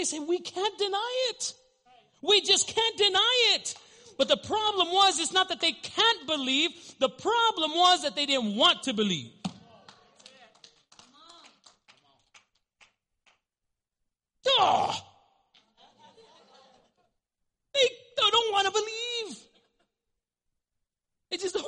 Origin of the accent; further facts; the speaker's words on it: Albuquerque, New Mexico, United States; I grew up in the South Valley, and I'm no longer there